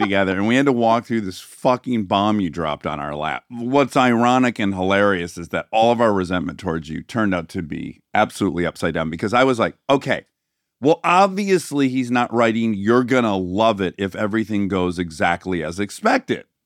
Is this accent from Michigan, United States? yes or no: yes; Michigan, United States; growing up in Michigan on icy roads for half the year